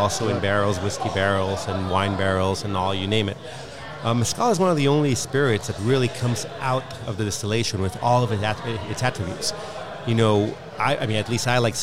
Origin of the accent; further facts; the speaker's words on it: Mexico City, Mexico; I'm from Mexico City originally